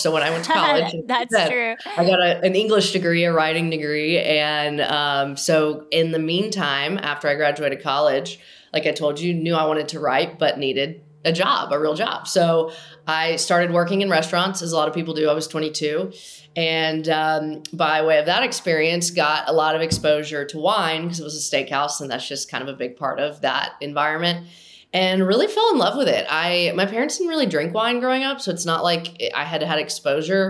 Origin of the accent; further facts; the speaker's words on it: Nashville, Tennessee, United States; I grew up in Nashville because it's where country music is